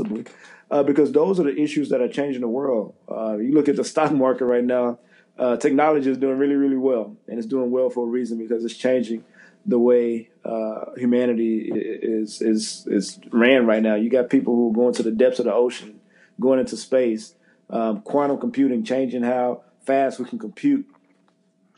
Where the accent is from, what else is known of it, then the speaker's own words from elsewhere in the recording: Central Texas, United States; moved away as an adult; also born or lived in Dallas, Texas / Pittsburgh, Pennsylvania / Jacksonville, Florida; now in New York, United States; the Central Texas Food Bank, which services my hometown